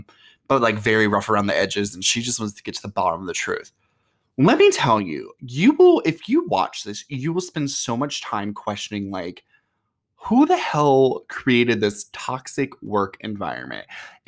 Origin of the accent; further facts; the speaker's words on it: Georgia, United States; And plus, I grew up in Georgia sometimes.